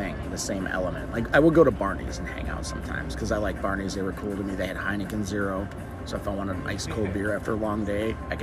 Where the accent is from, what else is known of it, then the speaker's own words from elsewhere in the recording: Chicagoland, Illinois, United States; moved away as an adult; also born or lived in Hollywood, Los Angeles; originally I'm from Chicagoland, but I'm from the suburbs, but a big suburb. So, you know, and I was in the city quite a bit, but I wasn't a city boy, a suburban kid